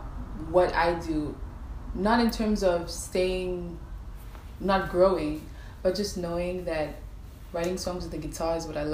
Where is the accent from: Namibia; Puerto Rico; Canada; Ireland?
Namibia; also born or lived in Botswana / Zambia; Raised in Namibia.